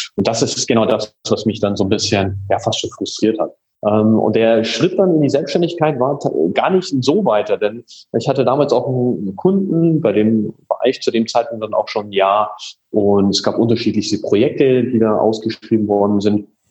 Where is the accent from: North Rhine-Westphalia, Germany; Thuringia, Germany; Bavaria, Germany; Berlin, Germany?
Bavaria, Germany; Munich; also born or lived in Hanover; bin in München aufgewachsen